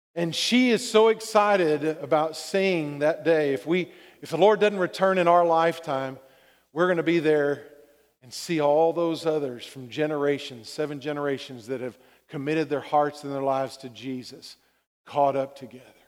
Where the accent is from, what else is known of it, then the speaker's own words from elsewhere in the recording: Texas, United States; being a Texan